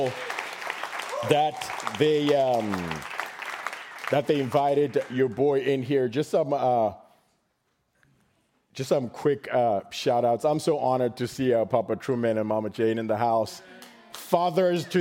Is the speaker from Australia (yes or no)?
no; Zimbabwe; now in Texas, United States; I was born in Zimbabwe